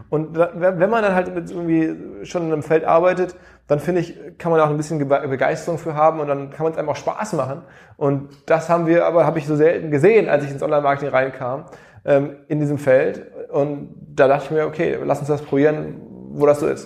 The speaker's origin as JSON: {"language": "German", "town": "Essen", "region": "North Rhine-Westphalia", "country": "Germany", "tie": "born there", "said": "in Essen im Ruhrgebiet, wo ich geboren bin"}